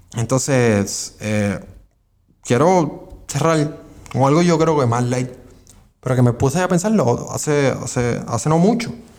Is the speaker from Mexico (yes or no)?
no; Puerto Rico; somos Estado Libre Asociado de Puerto Rico